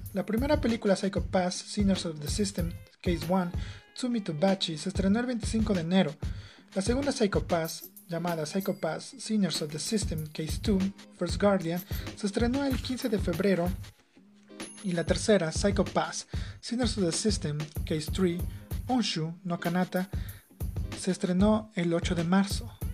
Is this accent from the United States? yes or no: no; Ecuador